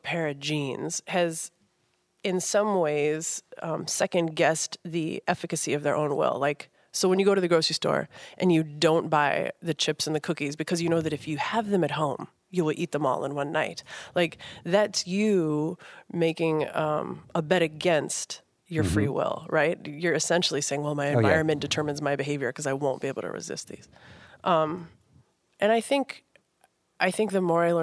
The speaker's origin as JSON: {"language": "English", "region": "Minnesota", "country": "United States", "said": "I'm just from Minnesota"}